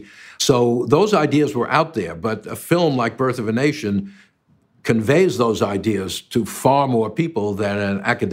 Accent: Long Island, New York, United States; I grew up in Long Island near New York City, a suburb.

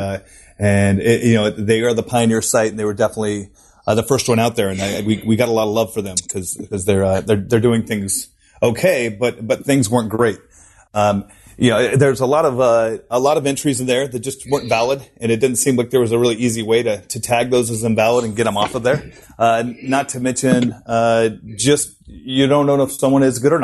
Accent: United States; moved away as an adult; also born or lived in San Francisco, United States / Munich, Germany; now in Sydney, Australia; my background is I'm American, you know, and I lived in San Francisco for 7 years before

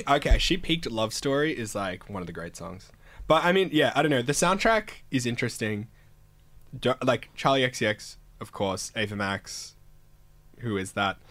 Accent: Canberra, Australian Capital Territory, Australia; moved away; I'm from Canberra

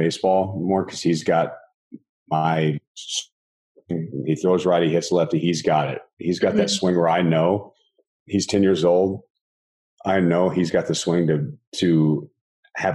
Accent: Texas, United States; moved away as an adult; now in Southern California, United States; I grew up in Texas

